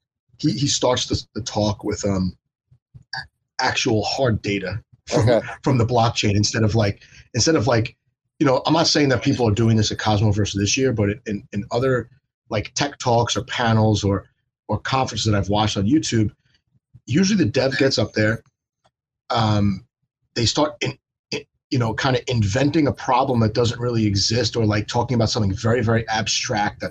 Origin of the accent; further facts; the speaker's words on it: United States; as an American